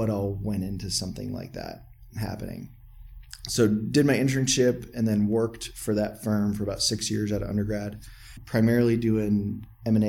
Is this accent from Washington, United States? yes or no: yes; about 45 minutes from Tacoma, Washington, United States; also born or lived in Texas; I grew up here in the Northwest. We're sitting in Tacoma, Washington right now. I grew up about 45 minutes or so from here